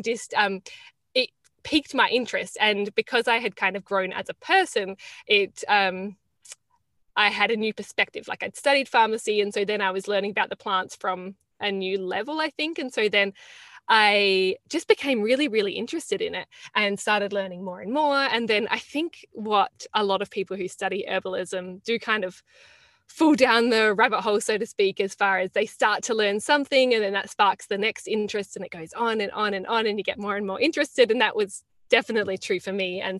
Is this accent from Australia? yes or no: yes; Australia; now in Florence, Italy; I live just outside of Florence in Tuscany. And I'm calling in from Italy. I'm originally from Australia, though.